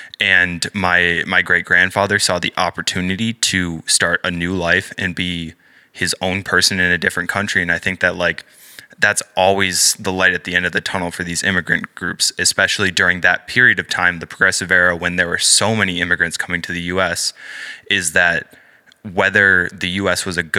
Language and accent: English; Upper Peninsula of Michigan, United States; moved away; I go to Saginaw Valley, and that's here in mid-Michigan, but I'm originally from the Upper Peninsula